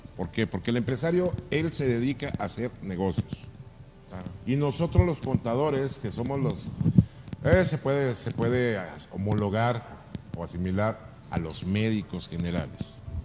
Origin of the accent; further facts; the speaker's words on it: Mazatlán, Sinaloa, Mexico; now in Ensenada, Mexico; mi pueblo, que es Mazatlán